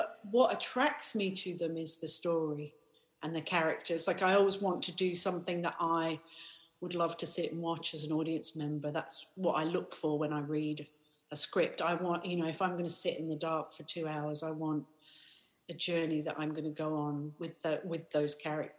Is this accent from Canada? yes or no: no; South Africa; born there; also born or lived in Paris / Australia / America; I grew up all over the world, so my dad was a mining engineer, so we moved around a lot. I was born in South Africa, we lived in Paris and Australia and America.